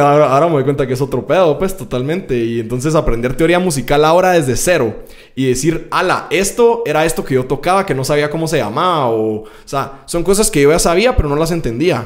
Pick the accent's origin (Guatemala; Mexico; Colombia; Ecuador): Guatemala; como artista guatemalteco